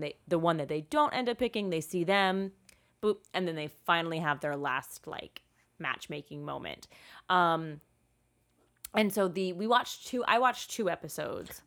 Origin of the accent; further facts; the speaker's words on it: United States; as an American